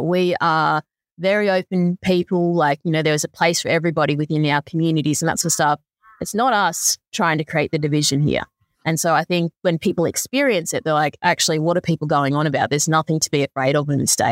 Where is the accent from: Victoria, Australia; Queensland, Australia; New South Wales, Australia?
New South Wales, Australia; Lismore; moved away; also born or lived in Brisbane; I grew up in Lismore, didn't have any of this sort of stuff